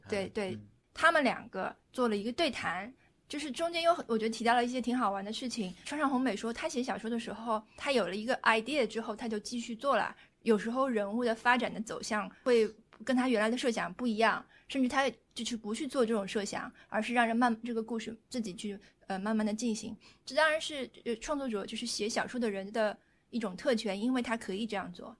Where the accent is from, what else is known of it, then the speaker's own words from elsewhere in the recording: northern China, China; 我是北方人